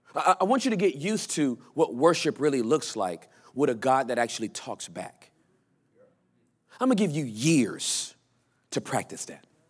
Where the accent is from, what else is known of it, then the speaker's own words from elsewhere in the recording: Los Angeles, California, United States; also born or lived in Inglewood, California / West Covina, California; now in Texas, United States; I grew up in, in, in, in, uh, uh, uh, Southern Los Angeles